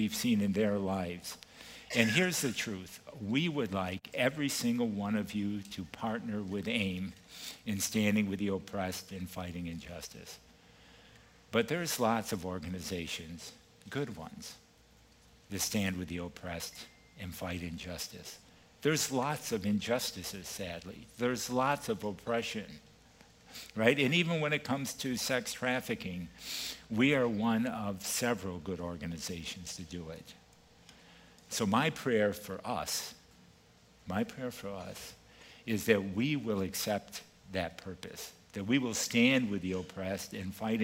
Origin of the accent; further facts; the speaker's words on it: East Coast, United States; moved away; I'm originally from the East Coast, so I'm going to use a little East Coast phraseology here